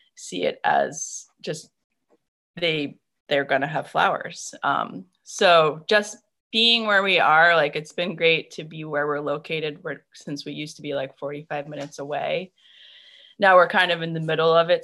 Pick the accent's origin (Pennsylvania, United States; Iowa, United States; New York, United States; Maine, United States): Maine, United States; moved away as an adult; also born or lived in North Carolina; I grew up in Maine and my family is up here. So we decided to come back